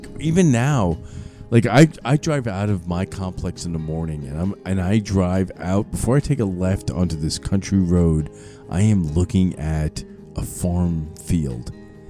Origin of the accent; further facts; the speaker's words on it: New York City, New York, United States; moved away; I grew up in New York City. There was no wildlife or nature.